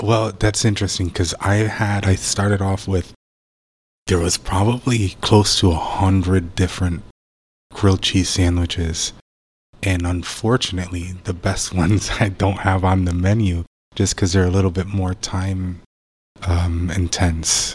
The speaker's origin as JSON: {"language": "English", "town": "Bridgeport", "region": "Connecticut", "country": "United States", "tie": "born or raised there", "moved": "as an adult", "lives_now": "St. Petersburg, United States", "said": "Born and raised in uh, in Connecticut"}